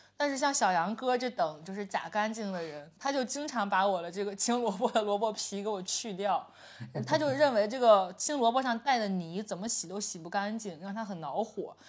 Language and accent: Chinese; Jimo, Shandong, China; moved away; 我们即墨，我，你去过我的家乡即墨对吧